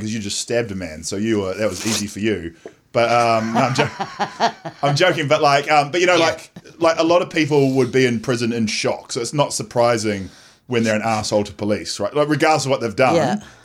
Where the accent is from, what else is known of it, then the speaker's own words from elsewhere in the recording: Nelson, New Zealand; I'm from Nelson.